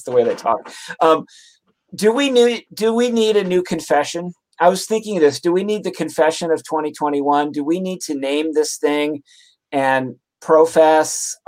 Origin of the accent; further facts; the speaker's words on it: Detroit, Michigan, United States; moved away; I'm from Detroit originally